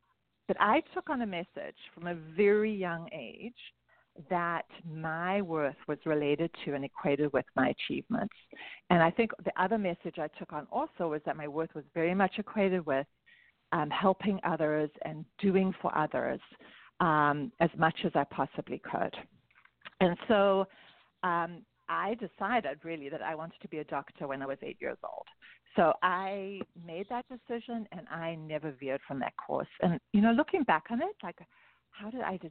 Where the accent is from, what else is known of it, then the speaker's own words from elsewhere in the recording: South Africa; moved away; you can hear I have an accent. So I wasn't born here. I was born in South Africa